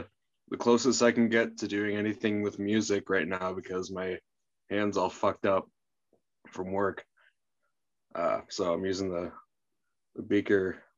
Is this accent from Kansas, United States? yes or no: no; Grafton, Wisconsin, United States; I don't really like that I'm from Grafton. But, yeah, I would like to consider myself more Milwaukee, but it's just not true.